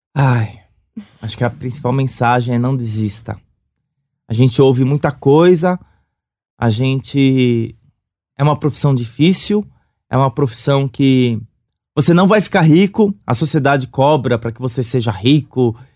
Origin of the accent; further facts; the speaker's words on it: São Paulo, Brazil; sou do Sapopemba.